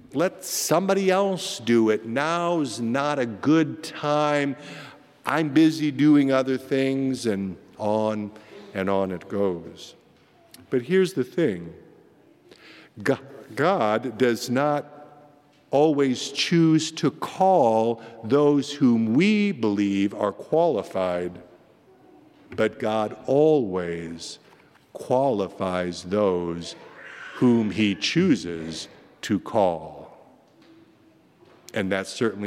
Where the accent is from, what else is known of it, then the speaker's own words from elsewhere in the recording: Iowa, United States; moved away; my home state